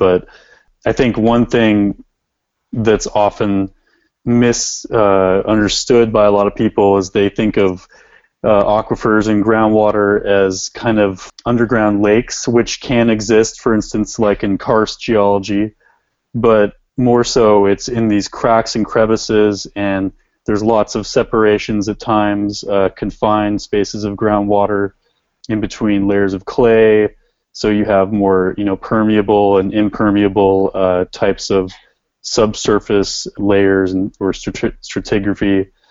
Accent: Washington, United States; I came from Washington State, where there's a lot of water up there, I mean, generally, but there's also decreasing snowpack and glacier depth throughout the Cascades.

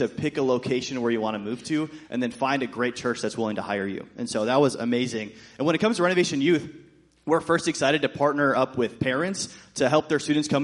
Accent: Shoreview, Minnesota, United States; also born or lived in Texas; We're from Minnesota, down south in Shoreview, just a little bit from here.

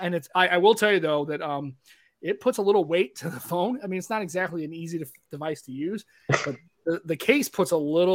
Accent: United States; I was born here in the United States

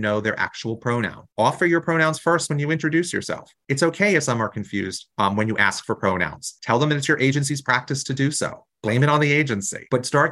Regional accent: New Jersey, United States; I come from New Jersey, a really progressive state, and we still have some of the bills in our legislature

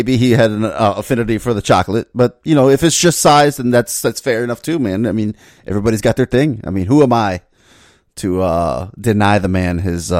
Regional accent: Florida, United States; I'm from Florida

